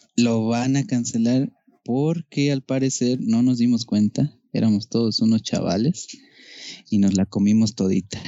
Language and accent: Spanish; Mexico; somos, hablamos así